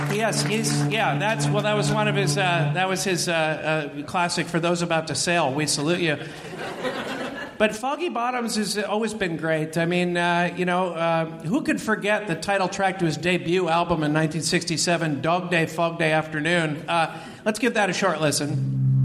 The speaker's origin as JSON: {"language": "English", "area": "San Francisco Bay Area", "region": "California", "country": "United States", "moved": "yes", "said": "I'm from the Bay Area originally, and it's just changed so much since I was here."}